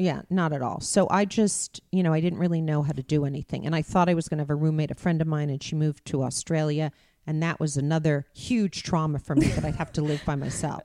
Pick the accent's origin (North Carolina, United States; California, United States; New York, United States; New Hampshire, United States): California, United States; Beverly Hills; growing up in Beverly Hills